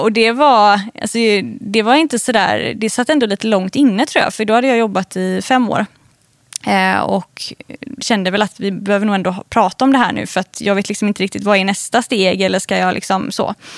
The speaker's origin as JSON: {"language": "Swedish", "town": "Gothenburg", "region": "Västra Götaland", "country": "Sweden", "tie": "born or raised there", "said": "jag är uppvuxen i, utanför Göteborg. Eh, på landet skulle jag faktiskt vilja säga"}